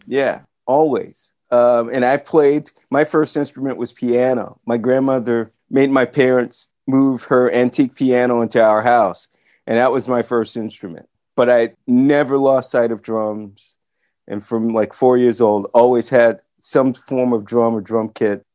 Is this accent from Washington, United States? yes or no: no; Atlanta, Georgia, United States; moved away as an adult; now in Los Angeles, United States; Sam Sims, bass player who I grew up around in Atlanta